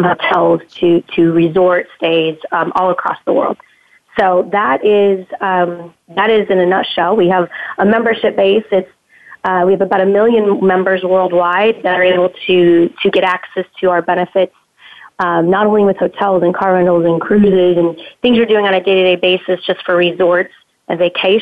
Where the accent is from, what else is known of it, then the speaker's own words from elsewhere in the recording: San Diego, California, United States; moved away; also born or lived in Costa Rica / Los Angeles; We are from San Diego originally. Grew up there